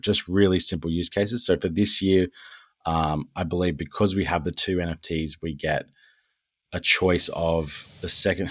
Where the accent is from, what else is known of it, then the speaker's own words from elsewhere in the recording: Australia; we're Australian